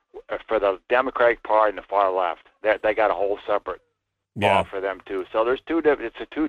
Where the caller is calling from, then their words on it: Fairbanks, Alaska, United States; Hi, Michael. … from Fairbanks.